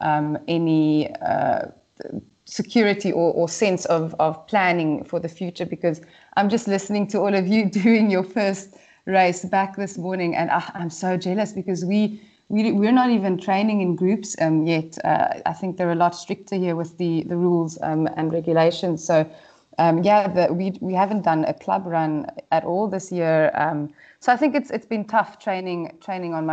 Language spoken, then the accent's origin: English; South Africa; moved away as an adult; also born or lived in Great Britain; now in United Kingdom; moving overseas and not being able to run as a South African